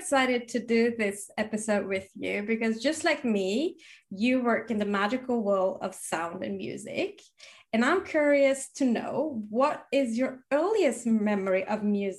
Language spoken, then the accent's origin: English; Sweden; growing up in Sweden